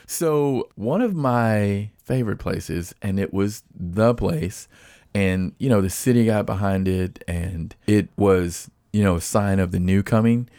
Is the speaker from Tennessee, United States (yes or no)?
yes; Nashville, Tennessee, United States; as I was growing up in Nashville